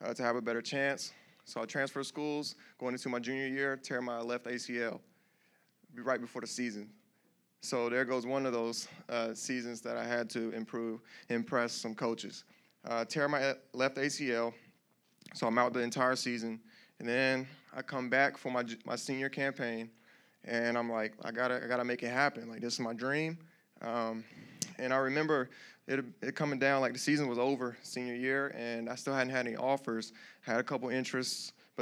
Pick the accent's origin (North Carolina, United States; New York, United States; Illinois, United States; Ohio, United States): North Carolina, United States; Greensboro; I'm from Greensboro, North Carolina